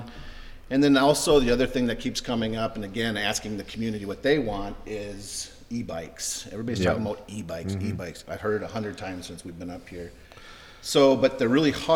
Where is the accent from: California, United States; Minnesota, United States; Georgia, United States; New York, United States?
Minnesota, United States; moved away as an adult; also born or lived in Ohio; I grew up in Minnesota